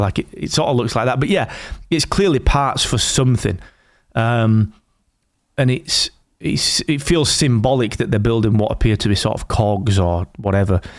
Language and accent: English; the north of England, United Kingdom; I'm Northern English